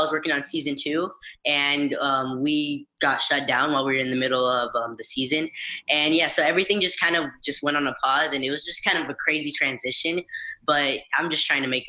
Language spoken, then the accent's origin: English; California, United States; I've lived in California for my whole life, so yeah, I'm pretty much based in California.